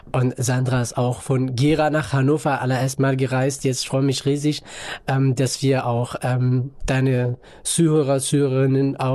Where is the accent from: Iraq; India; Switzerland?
Iraq; northern Iraq; German is a second language; Ich komme ursprünglich aus dem Nordirak in einem kleinen Stadt, kleinen Dorf auch.